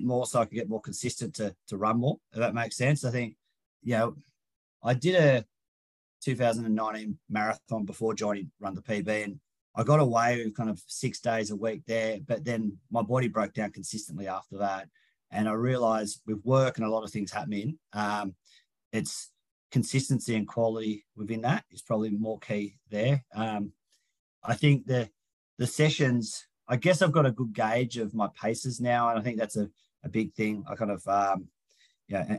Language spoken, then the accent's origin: English; Sydney, New South Wales, Australia; I'm from Sydney